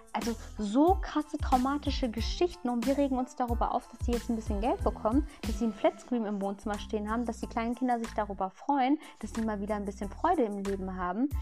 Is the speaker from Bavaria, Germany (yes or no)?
no; Lünen, North Rhine-Westphalia, Germany; also born or lived in Ahlen; Ich bin in Lünen geboren.